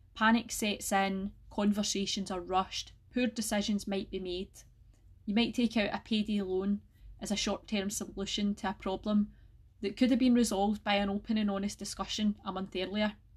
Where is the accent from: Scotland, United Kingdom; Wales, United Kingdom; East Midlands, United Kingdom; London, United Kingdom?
Scotland, United Kingdom; North Lanarkshire; I'm from North Lanarkshire myself, and I still live here with my family